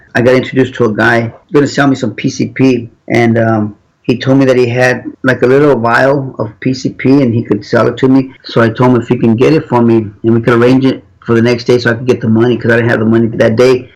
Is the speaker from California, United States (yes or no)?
yes; Los Angeles, California, United States; I grew up in Los Angeles.